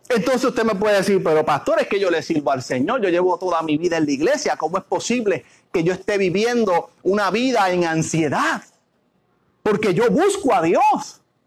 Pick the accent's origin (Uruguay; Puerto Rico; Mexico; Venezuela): Puerto Rico; nosotros somos, los puertorriqueños